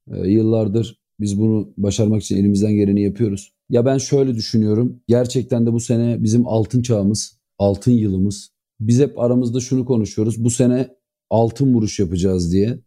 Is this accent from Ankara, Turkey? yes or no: no; İzmir, Turkey; ben İzmir doğma büyümeyim